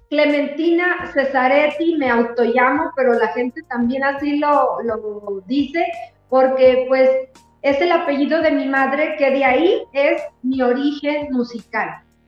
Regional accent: Tepehuanes, Durango, Mexico; yo nací en Tepehuanes, cuando nos venimos a vivir aquí a Durango, eh, era para que yo siguiera estudiando, yo tenía 12 años

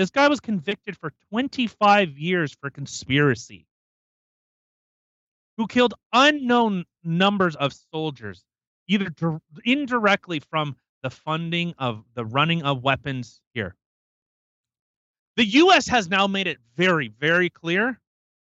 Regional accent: Canada

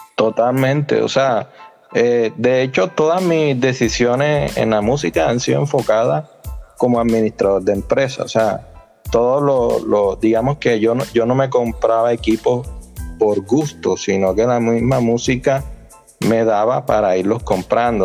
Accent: Sincelejo, Sucre, Colombia; yo soy de la costa norte de Colombia, costeño que llaman por acá. Eh, soy de Cincelejo

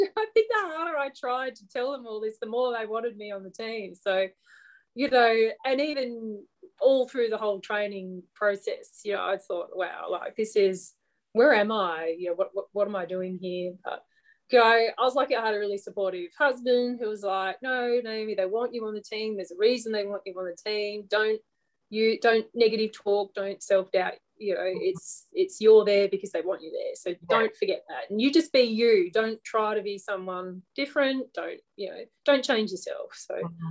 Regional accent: Australia; I'm an Australian

